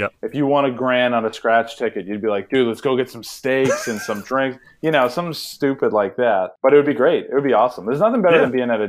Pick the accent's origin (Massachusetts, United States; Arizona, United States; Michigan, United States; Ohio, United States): Massachusetts, United States; outside of Boston; I grew up in outside of Boston